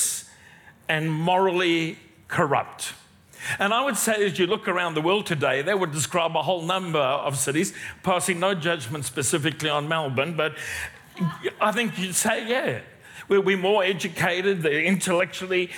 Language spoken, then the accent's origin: English; South Africa; moved away as an adult; now in Australia; I'm not a Kiwi. I am not a Kiwi. I am South African, been here a long time